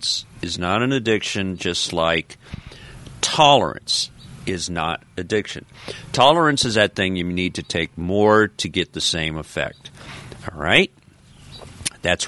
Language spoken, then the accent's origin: English; Colorado, United States; now in the South, United States; I grew up in Colorado